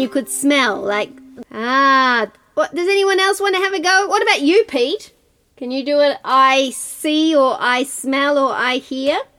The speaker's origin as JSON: {"language": "English", "country": "New Zealand", "said": "we're all from Aotearoa, New Zealand here tonight"}